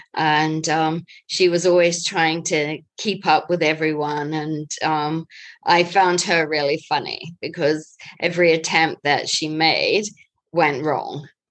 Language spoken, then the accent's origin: English; New Zealand; moved away as an adult; also born or lived in Asia; I'm a Kiwi